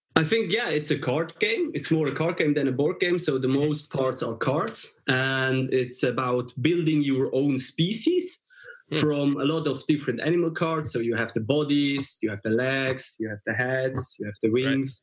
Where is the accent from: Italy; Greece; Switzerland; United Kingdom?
Switzerland; we are from Switzerland